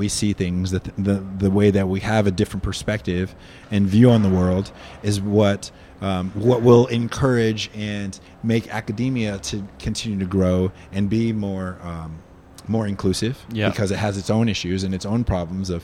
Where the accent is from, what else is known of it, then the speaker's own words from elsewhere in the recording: United States; moved away as an adult; now in New Zealand; being American